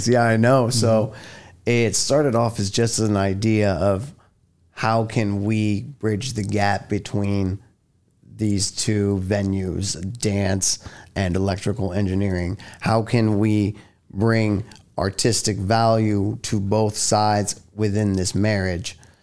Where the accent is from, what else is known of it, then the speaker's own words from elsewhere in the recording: New York City, New York, United States; moved away; I was born and raised in Manhattan, New York.